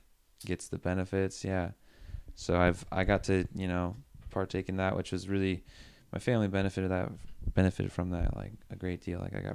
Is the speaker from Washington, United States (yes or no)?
yes; Washington, United States; moved away as an adult; now in California, United States; So I was born in Washington, raised in Washington.